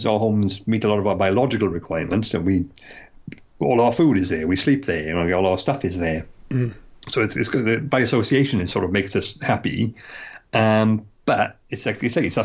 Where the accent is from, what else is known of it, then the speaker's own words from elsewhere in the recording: United Kingdom; a UK resident who lived here all my life and has never lived in London